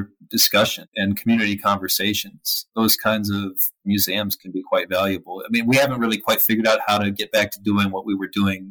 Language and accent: English; Georgia, United States; I'm from Georgia